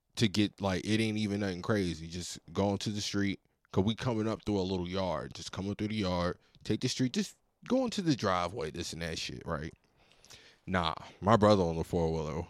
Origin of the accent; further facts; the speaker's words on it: Virginia, United States; I'm from Virginia